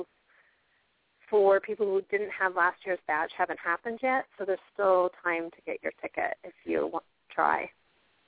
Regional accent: San Diego, California, United States; moved away as an adult; now in New England, United States; I was born and raised in San Diego, lived there, you know, first 18 years of my life

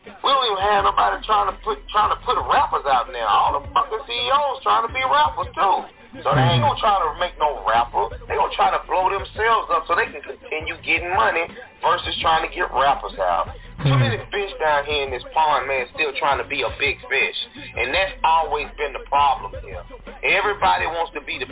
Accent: Nashville, Tennessee, United States; moved away; also born or lived in Miami, Florida / Albany, Georgia; I'm from Nashville

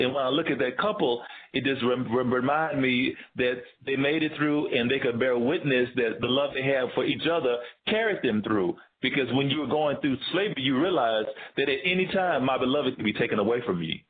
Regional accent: Tennessee, United States; moved away as an adult; also born or lived in Georgia; now in Bay Area, United States; growing up in the South, um, one of the main questions I'd always gotten from uh, uh, my community in the South was, "Where are you from?" It's like I'm from Tennessee.

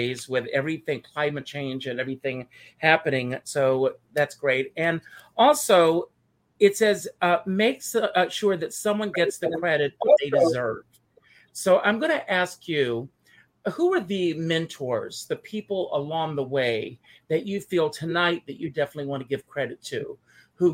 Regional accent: South Carolina, United States; now in New York, United States; I grew up in South Carolina

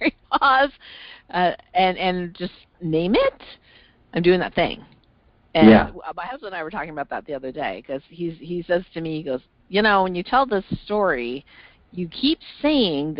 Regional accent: Canada; I'm originally from Canada

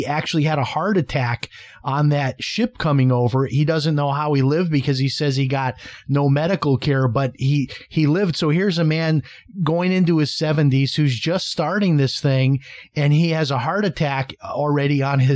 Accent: Chicago, Illinois, United States; now in St. Augustine, United States; I grew up in Chicago

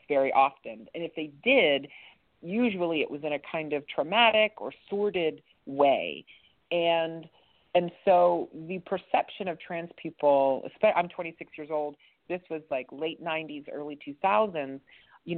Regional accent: East Liverpool, Ohio, United States; I grew up in East Liverpool, Ohio. We moved around a bit, but my most formative years were spent in East Liverpool

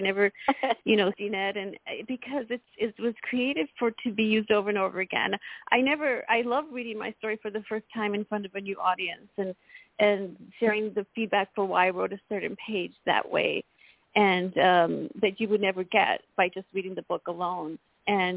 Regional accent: El Paso, Texas, United States; a girl who grew up very poor, very shy, and felt like the odds were against her, you know, being in a Hispanic community growing up in El Paso, Texas

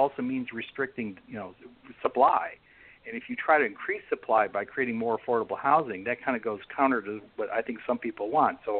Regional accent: Chicago, Illinois, United States; now in Bainbridge Island, United States; I come from Chicago

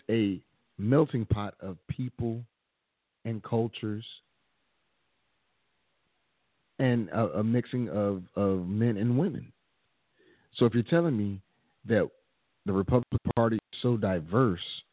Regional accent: Washington, District of Columbia, United States; Born and raised in Washington, D.C.

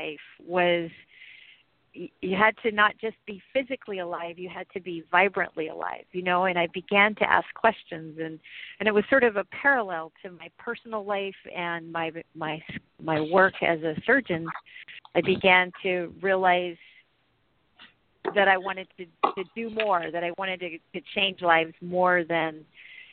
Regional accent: Germany; now in Santa Rosa, United States; I was living in Germany. I was born in Germany

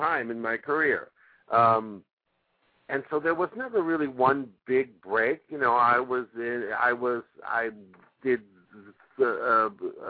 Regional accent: New York City, New York, United States; moved away as an adult; also born or lived in Minneapolis, Minnesota; now in Los Angeles, United States; I was born in the Bronx, born and raised in New York City.

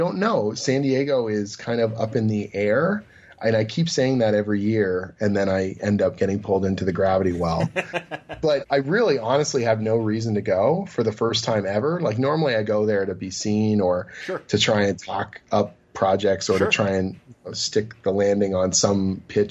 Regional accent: Oshawa, Ontario, Canada; now in Toronto, Canada; my hometown

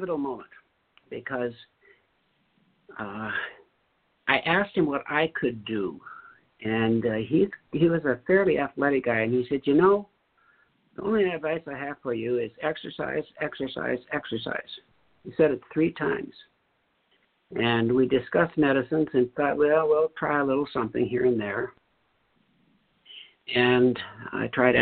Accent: North Dakota, United States; I grew up in North Dakota

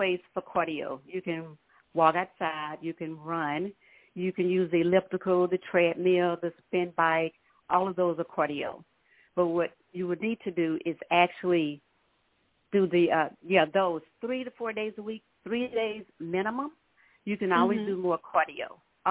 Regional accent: Minden, Louisiana, United States; now in Dallas, United States; I'm originally from Minden, Louisiana, and I moved to Dallas in the 80s.

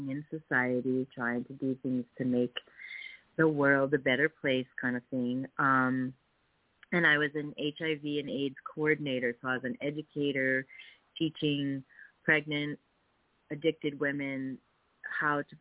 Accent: Connecticut, United States; moved away as an adult; also born or lived in Worcester, Massachusetts; I grew up in Connecticut

